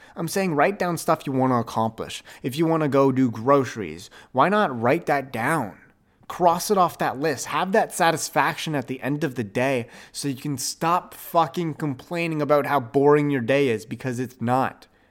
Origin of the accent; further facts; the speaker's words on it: Ottawa, Ontario, Canada; Ottawa, my hometown